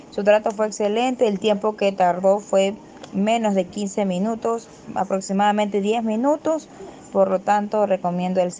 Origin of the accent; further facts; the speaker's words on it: Ecuador; Buenas noches … soy de Ecuador.